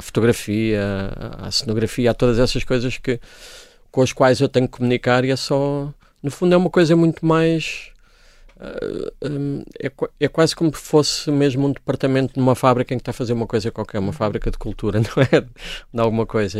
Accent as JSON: {"language": "Portuguese", "town": "Coimbra", "region": "Centro", "country": "Portugal", "tie": "born or raised there", "said": "Eu cresci nos anos 80 numa Coimbra, que era uma cidade muito entediante"}